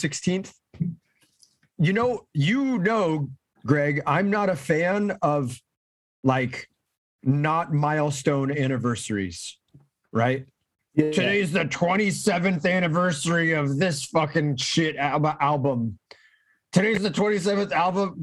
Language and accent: English; Orange County, California, United States; I grew up here in Orange County